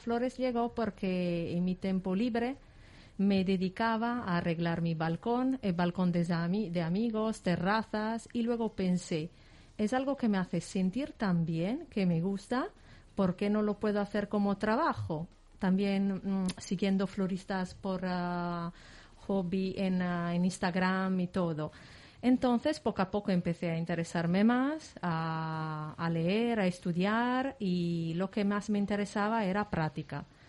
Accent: Lodè, Sardinia, Italy; Spanish is a second language; moved away as an adult; also born or lived in Milan; now in Valencia, Spain; yo soy de Sardeña, de un pequeño pueblo de la Sardeña que se llama Lodé

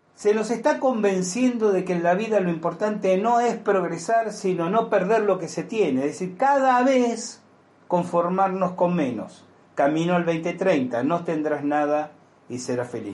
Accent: Argentina; yo tengo los años suficientes para haber vivido en mi país la tragedia que fueron Montoneros y el ERP

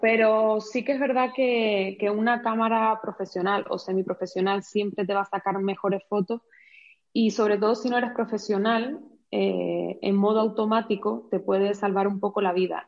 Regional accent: Canary Islands, Spain; accent: Canarian; also born or lived in Madrid / Switzerland; now in Cuenca, Spain; como podrás ver por mi acento, pues soy canaria. Nací en Canarias

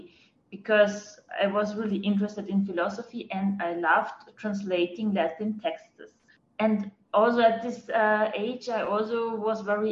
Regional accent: Fels am Wagram, Lower Austria, Austria; English is a second language; moved away as an adult; also born or lived in Vienna; now in Tel Aviv, Israel; I was born in Austria, in a little village close to Vienna

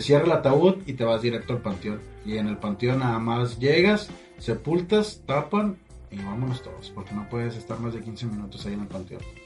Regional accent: Matamoros, Tamaulipas, Mexico; yo soy de aquí de Matamoros y estuve gran parte de, mi vida, yo creo que fue como a los 22 que me fui la primera vez

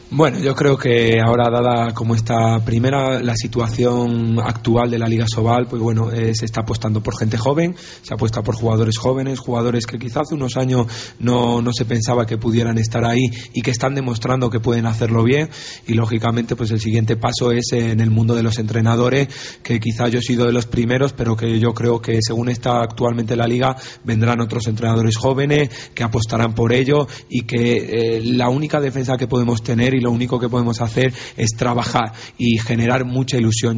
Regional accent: Valladolid, Castile and León, Spain; yo soy un entrenador de Valladolid, me he criado aquí en Valladolid

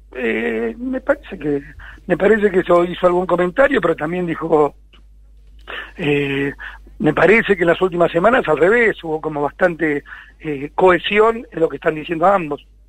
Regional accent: Argentina

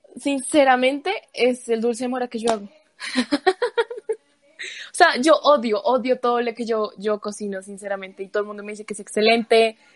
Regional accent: Bogotá, Bogotá Capital District, Colombia; Como buena cachaca

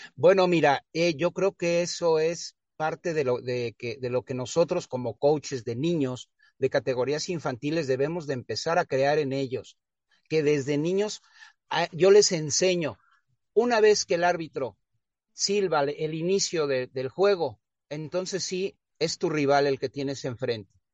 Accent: Mexico City, Mexico; moved away; yo nací en el extinto Distrito Federal, hoy Ciudad de México

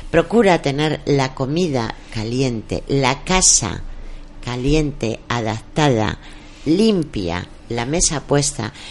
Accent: Mora, Castilla-La Mancha, Spain; de mi tierra Mora

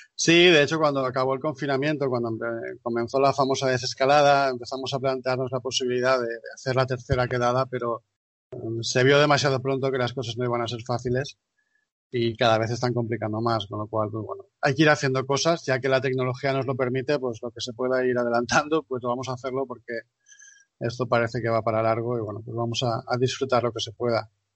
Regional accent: Valencian Community, Spain; yo, en mi caso como valenciano

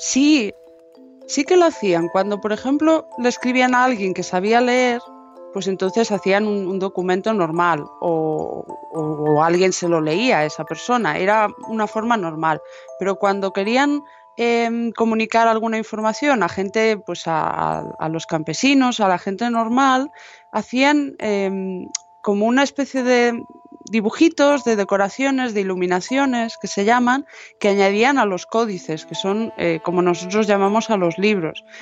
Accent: Galicia, Spain; moved away; yo como gallega

